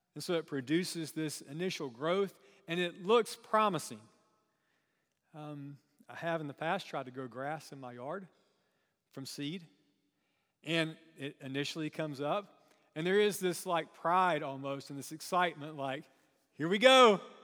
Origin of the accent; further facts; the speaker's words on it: Chesnee, South Carolina, United States; I grew up in, um, kind of a rural part of South Carolina.